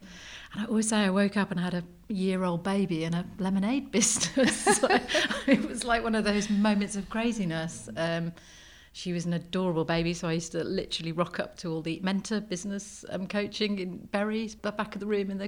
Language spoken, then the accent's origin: English; South Wales, United Kingdom; I grew up in the Wye Valley in South Wales. My grandparents lived in the same village